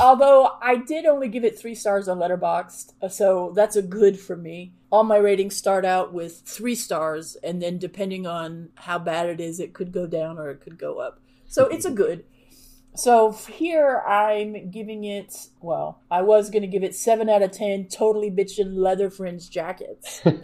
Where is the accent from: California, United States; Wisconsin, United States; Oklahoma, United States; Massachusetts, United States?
California, United States; Southern; now in Texas, United States; I grew up in Southern California, so again, n, not inclement weather very much